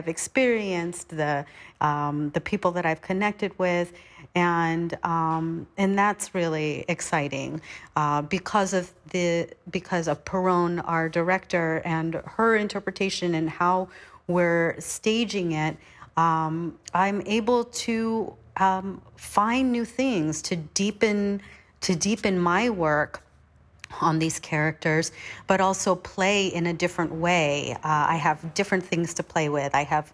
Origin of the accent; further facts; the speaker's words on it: Manhattan Beach, California, United States; I am from Manhattan Beach, California